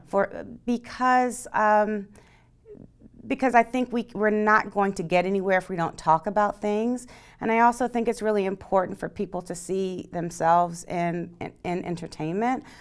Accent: East Coast, United States; moved away; I'm from the East Coast

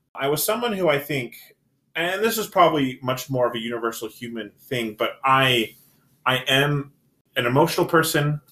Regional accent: Salt Lake City, Utah, United States; I'm born and raised in Salt Lake

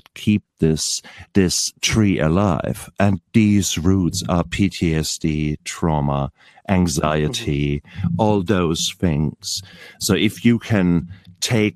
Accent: Germany; now in New Zealand; I'm originally from Germany, and I'm an anaesthetist.

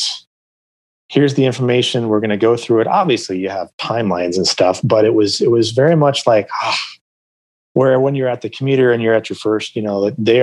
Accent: Phoenix, Arizona, United States; I grew up in Phoenix

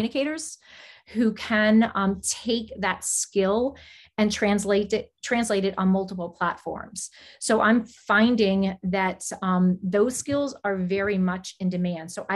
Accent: South Florida, United States; also born or lived in New Jersey; my parents relocated to South Florida, and that's where I went to school

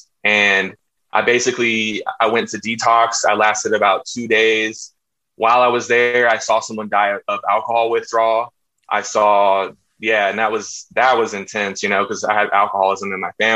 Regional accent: Austin, Texas, United States; I'm from Austin, Texas, very liberal place, very different, grew up in a hippie family.

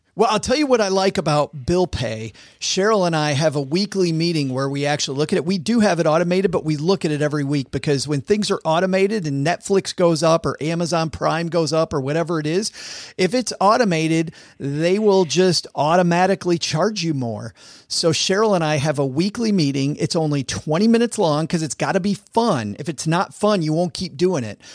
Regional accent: Southwest Michigan, United States; I grew up in Southwest Michigan, which is farm country.

